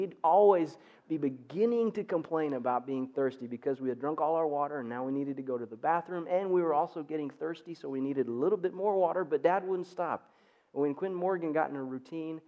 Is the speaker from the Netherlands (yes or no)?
no; Zimbabwe; moved away; Growing up in Southern Africa was just incredible for a little boy